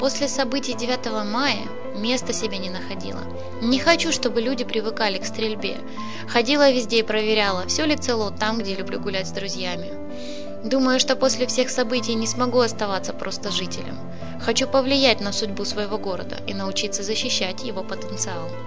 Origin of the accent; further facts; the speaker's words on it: Zaporizhzhia, Zaporizhzhia Oblast, Ukraine; moved away as an adult; now in Mariupol, Ukraine; Я не отсюда родом, я из Запорожья. В Мариуполе живу уже 48 лет и уезжать отсюда не планировал.